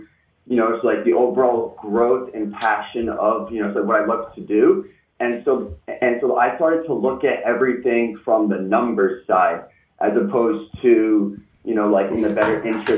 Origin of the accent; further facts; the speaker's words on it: Rhode Island, United States; So I'm from Little Rhode Island.